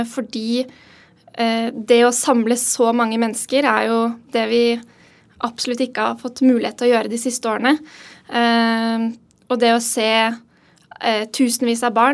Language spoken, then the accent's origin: Norwegian; Oslo, Norway; Ja, jeg er jo fra Oslo, fra Kjelsås. Eh, så jeg har gått, eh, gått noen turer forbi Slottet på 17. mai.